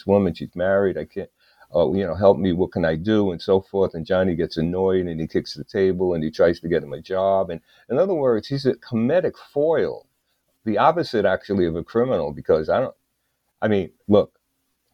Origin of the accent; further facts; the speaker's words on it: New York City, New York, United States; also born or lived in Greenwich Village, New York; I came from Brooklyn, New York